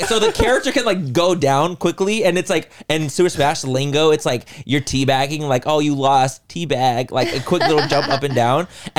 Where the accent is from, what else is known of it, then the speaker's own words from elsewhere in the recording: California, United States; I'm also from California